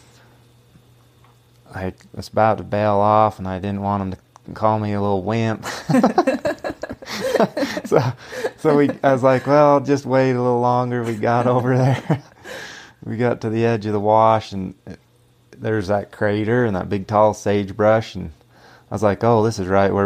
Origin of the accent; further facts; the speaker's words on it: Alton, United States; we grew up here in Alton, and it was just a, like I say, a family ranch